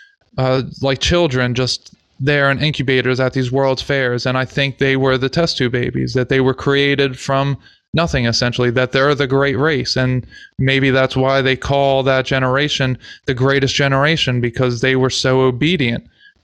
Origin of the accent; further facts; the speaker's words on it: United States; we're from America, so we would now be called Native American